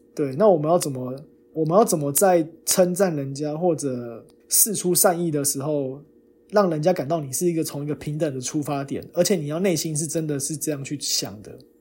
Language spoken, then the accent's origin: Chinese; Taiwan; moved away as an adult; now in United States; 我们这种研究生都是土生土长台湾人，来美国再读个硕士、博士这样的人